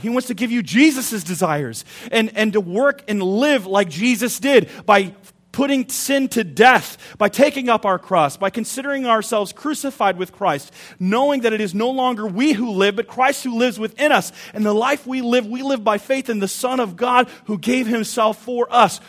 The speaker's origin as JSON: {"language": "English", "country": "United States", "said": "we're American"}